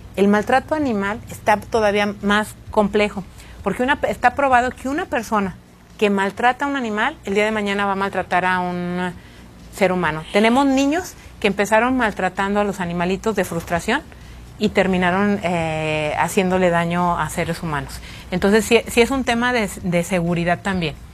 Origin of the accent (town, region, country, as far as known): Guanajuato, Mexico